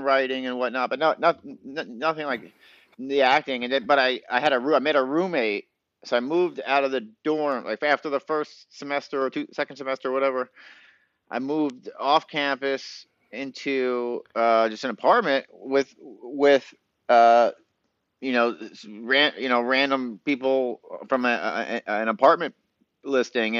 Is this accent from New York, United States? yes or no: yes; Long Island, New York, United States; moved away as an adult; also born or lived in Boston / Hollywood; Actually grew up in Long Island